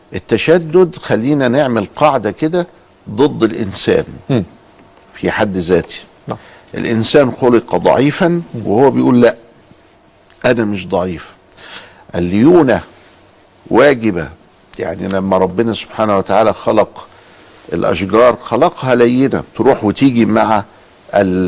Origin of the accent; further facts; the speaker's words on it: Egypt; عندنا في مصر